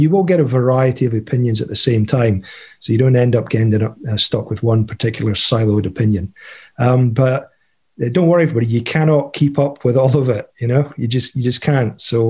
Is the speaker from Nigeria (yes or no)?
no; United Kingdom; now in Canada; I'm originally from the UK, as you can probably tell by my accent.